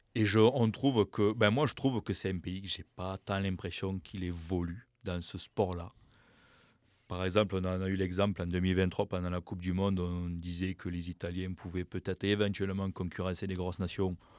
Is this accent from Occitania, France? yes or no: yes; Toulouse, Occitania, France; accent: accent du sud-ouest; je viens de Toulouse